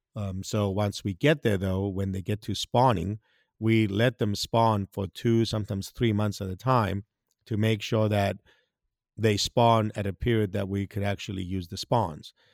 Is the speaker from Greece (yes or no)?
yes; Greece; English is a second language; moved away as an adult; also born or lived in Hawaii / South Mississippi; now in Mississippi, United States; I'm originally from Greece